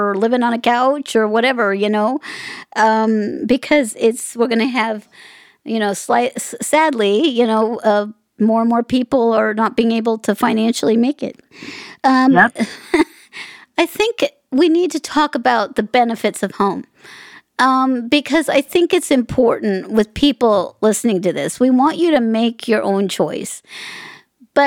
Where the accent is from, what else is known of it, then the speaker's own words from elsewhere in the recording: Las Vegas, Nevada, United States; I'm in Vegas. I'm from Vegas.